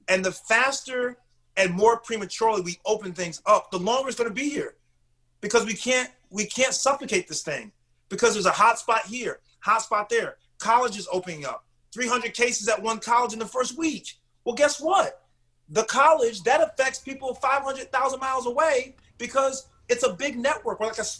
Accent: New England, United States; I'm a New Englander, you know, I'm from New England

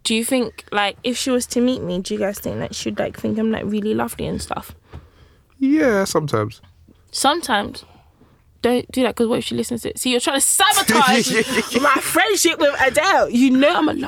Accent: DR Congo; also born or lived in Belgium; obviously, you guys know I'm from Congo, but I was born in Belgium, and then I came here, right?

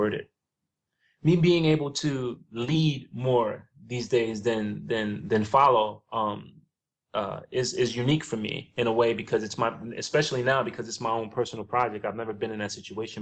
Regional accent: New York City, New York, United States; now in Los Angeles, United States; I grew up in the South Bronx

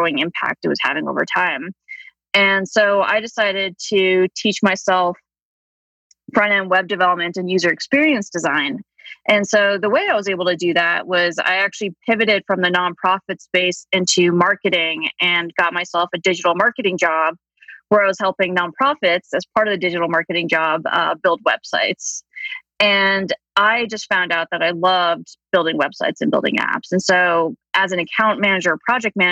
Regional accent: New Jersey, United States; also born or lived in Deep South / Miami Beach / Washington, D.C.; now in Colorado, United States; I grew up in New Jersey.

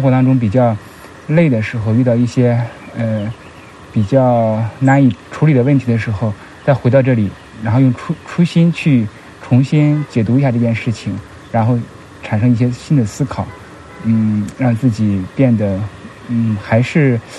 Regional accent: Shandong, China; 像我吧，因为我们是山东人为基础做起来的，山东人或者北方人啊，所以我们就是有一些偏理和义的东西啊。

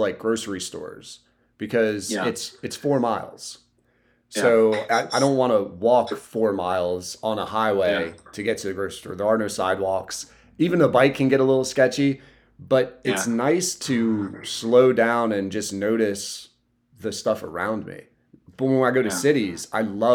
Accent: Southern Delaware, United States; I'm from Southern Delaware.

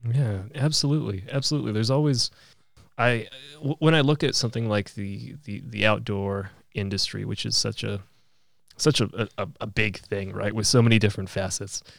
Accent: Fairbanks, Alaska, United States; also born or lived in Poland; growing up in Fairbanks

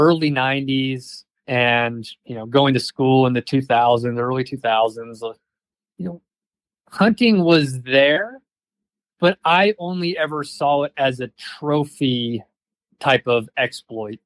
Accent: Georgia, United States; also born or lived in New Orleans / New York / San Francisco; now in Idaho, United States; I grew up in Georgia, the state

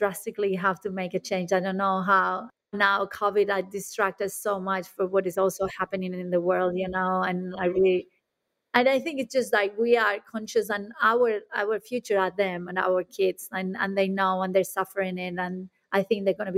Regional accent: Spain; now in Australia; I'm coming from Spain

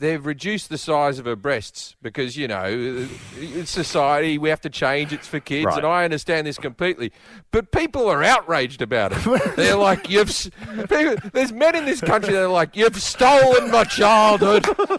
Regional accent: Australia; moved away as an adult; now in United States; growing up in Australia

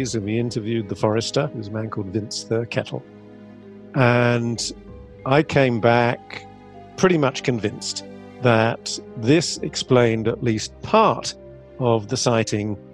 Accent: England, United Kingdom; I'm an English amateur astronomer, science writer, and UFO skeptic.

